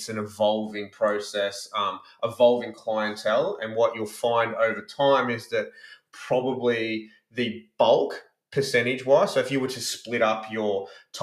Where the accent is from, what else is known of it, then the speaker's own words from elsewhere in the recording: Brisbane, Queensland, Australia; moved away; I grew up in Brisbane